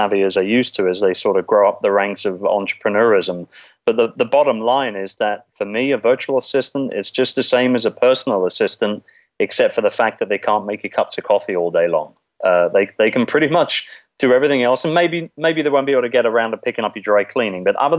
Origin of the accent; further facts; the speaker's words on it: London, United Kingdom; moved away as an adult; now in Philippines; I'm originally from London, England, as you might be able to tell by my docile tones here. And basically, I came to the Philippines about 10 years ago